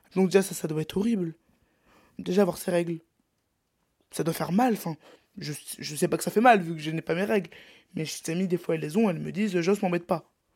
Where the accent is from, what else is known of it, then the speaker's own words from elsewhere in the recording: Brittany, France; je suis breton